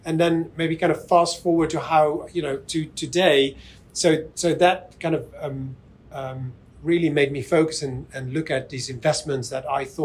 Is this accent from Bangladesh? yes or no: no; Netherlands; I'm from the Netherlands, so in Holland